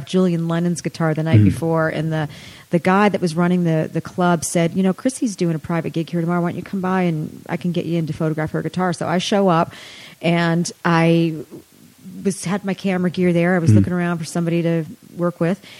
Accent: Canada; I grew up in Canada

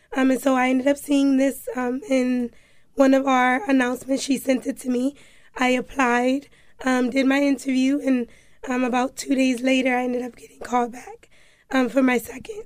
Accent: Hartford, Connecticut, United States; also born or lived in New Haven / Florida / Alabama / South Carolina; I grew up in Hartford. Um, I was born in New Haven, but after I was born in New Haven, I traveled to Florida, Alabama, South Carolina. Um, but when I was about, um, five, I came back to Hartford, and from there I've been here

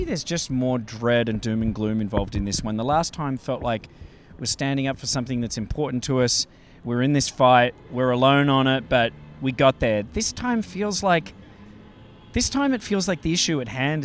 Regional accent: Australia; moved away as an adult; now in Los Angeles, United States; I'm from Australia

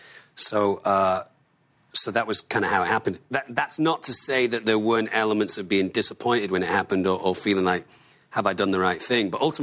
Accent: Manchester, North West England, United Kingdom; And I mean, I'm from Manchester.

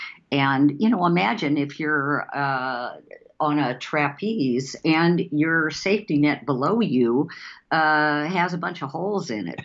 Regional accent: Seattle, Washington, United States; And because we're from Seattle, we would call that the Starbucks model.

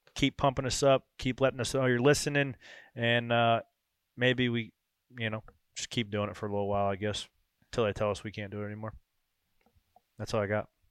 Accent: North Carolina, United States; which I was born in North Carolina, but the northeast claims me as one of their own

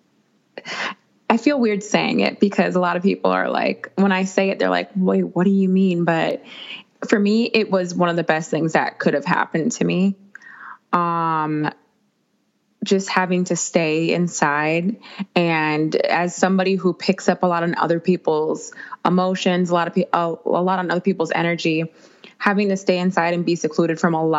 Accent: Minnesota, United States; I'm from Minnesota

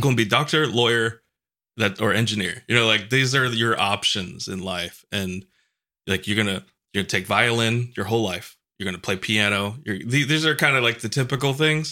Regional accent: New York, United States; moved away

